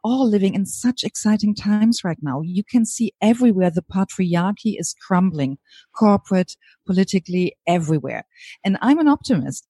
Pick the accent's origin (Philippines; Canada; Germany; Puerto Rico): Germany; accent: German; English is a second language; moved away as an adult; also born or lived in New Zealand; now in California, United States; hear from my accent that I'm originally from Germany